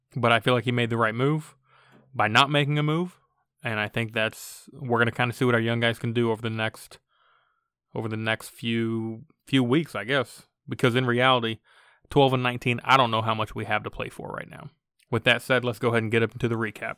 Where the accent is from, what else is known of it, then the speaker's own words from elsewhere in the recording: Florida, United States; moved away; I, I grew up in Florida